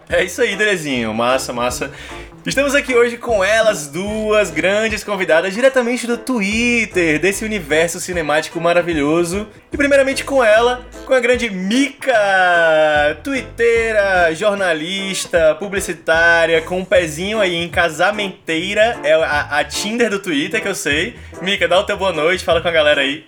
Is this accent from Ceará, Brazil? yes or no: yes; Fortaleza, Ceará, Brazil; sou um cara nascido e criado em Fortaleza